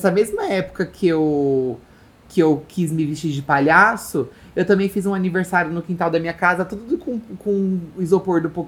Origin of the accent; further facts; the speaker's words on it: Recife, Pernambuco, Brazil; Sou de Recife, Pernambuco, um calor insuportável.